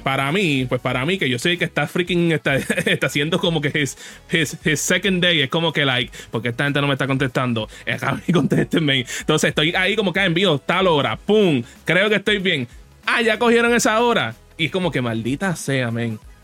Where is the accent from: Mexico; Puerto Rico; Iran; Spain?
Puerto Rico; nosotros somos, somos de Puerto Rico